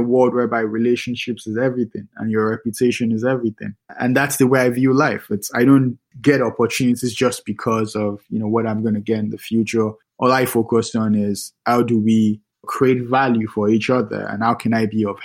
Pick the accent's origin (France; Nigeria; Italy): Nigeria; Lagos; now in New York City, United States; I'm from Lagos, Nigeria